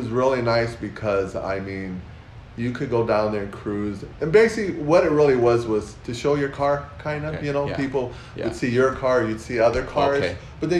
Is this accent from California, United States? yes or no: yes; South El Monte, California, United States; I grew up in South El Monte, so I knew all the guys, I knew the barrio